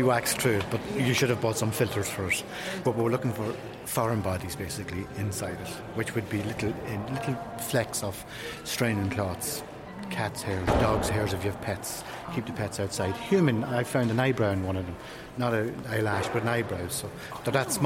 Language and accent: English; Dundalk, Leinster, Ireland; I'm an Irish honey judge. And I come from a place called Dundalk, which is on the east coast of Ireland